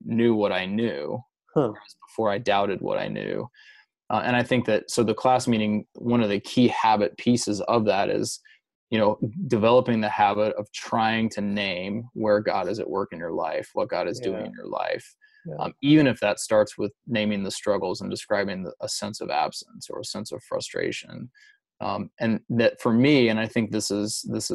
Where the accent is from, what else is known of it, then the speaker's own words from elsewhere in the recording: Louisiana, United States; I grew up in Louisiana mostly